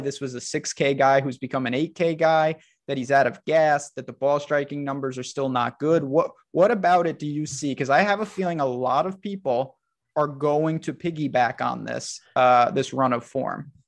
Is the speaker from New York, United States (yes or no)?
yes; New York, United States; I'm from New York